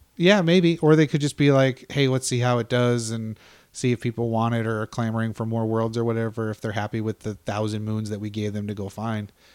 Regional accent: United States; I'm American

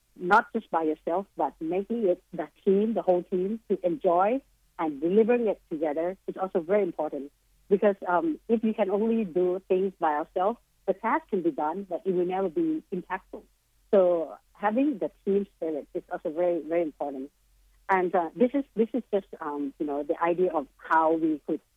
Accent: Bangkok, Thailand; also born or lived in Boston, United States; my home country, which is Bangkok, Thailand

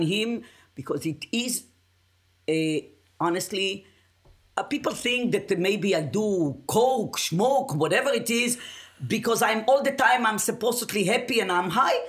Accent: Israel; English is a second language; moved away as an adult; also born or lived in Yugoslavia; now in United States; born in Yugoslavia, raised in Israel, live in United States of America

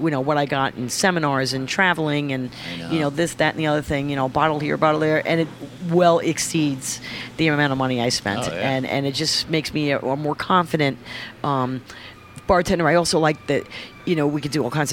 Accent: France; also born or lived in United States; now in New York, United States; I was born in America, but raised over there

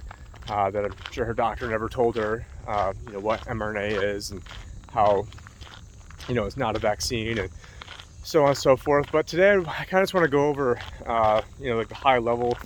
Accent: near Warners, New York, United States; Greetings from the Erie Canal in Warners, New York right now, which is not too far away from my hometown.

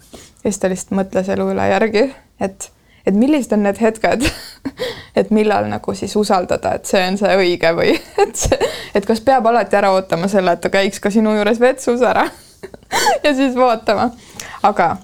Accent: Estonia; ma olen provintsist pärit

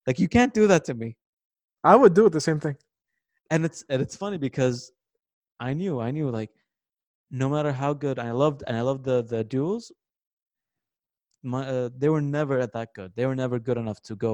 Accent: New York, United States; Since I was a kid, I had posters of him. Even uh, growing up in New York, But it's normal.

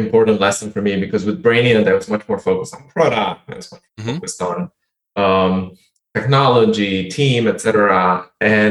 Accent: Bucharest, Romania; moved away; I grew up in Bucharest, had no money

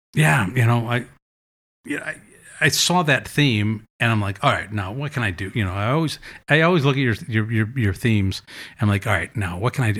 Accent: Madison, Wisconsin, United States; moved away as an adult; also born or lived in New York; I moved back to Madison from New York, and I kinda got back to my roots

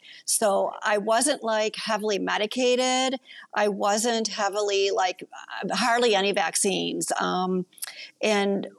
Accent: Kenosha, Wisconsin, United States; I grew up in Kenosha, Wisconsin.

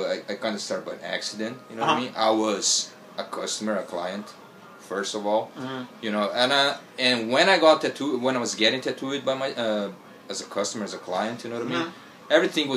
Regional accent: Brazil; English is a second language; also born or lived in Buenos Aires, Argentina / Los Angeles, United States; now in Tokyo, Japan; Yes, my parents are Japanese, but I was born and raised in Brazil, and I don't speak Brazilian, I speak Portuguese, as many people don't know it, and yes, I speak Spanish a little bit, because I also live a little bit in Argentina, Buenos Aires, for around 9 months.

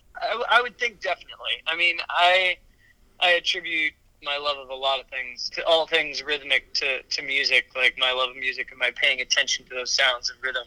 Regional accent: St. Louis, Missouri, United States; also born or lived in New Orleans, Louisiana; now in Bainbridge Island, United States; I was born in New Orleans, Louisiana, and grew up upriver uh, in St. Louis, Missouri

